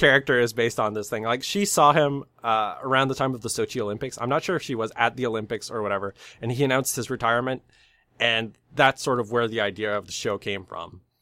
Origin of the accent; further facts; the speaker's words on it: Canada; I'm from Canada.